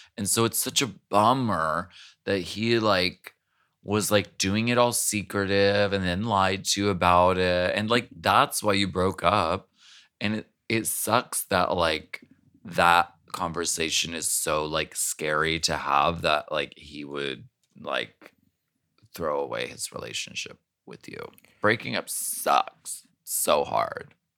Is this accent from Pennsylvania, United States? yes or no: yes; Erie, Pennsylvania, United States; also born or lived in New Hampshire; I was born in New Hampshire